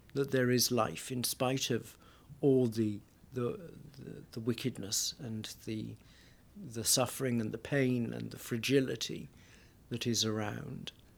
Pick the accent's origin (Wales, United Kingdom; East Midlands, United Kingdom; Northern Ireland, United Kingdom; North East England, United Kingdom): Wales, United Kingdom; my home town in Wales, it would be very much a community